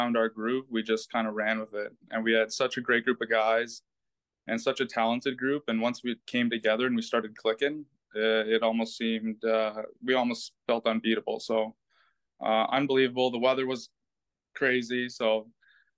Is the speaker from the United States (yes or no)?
no; Canada; being Canadian